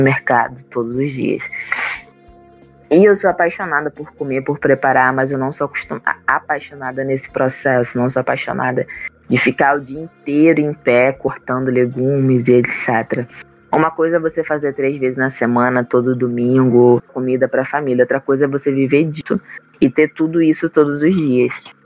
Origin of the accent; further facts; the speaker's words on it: Itaboraí, Rio de Janeiro, Brazil; temos uma casa lá em Itaboraí, Rio de Janeiro, que ela tem um quintal muito grande.